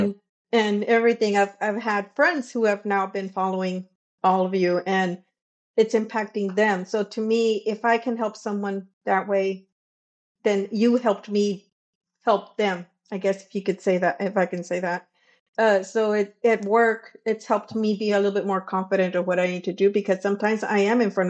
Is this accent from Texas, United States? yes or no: yes; Brownsville, Texas, United States; I am from Texas, Brownsville, Texas.